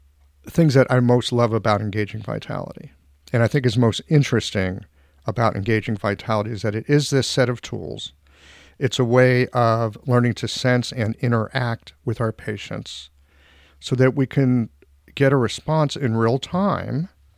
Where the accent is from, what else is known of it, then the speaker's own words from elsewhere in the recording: United States; I get it that there's a lot of stuff I'm blind to because I'm an American.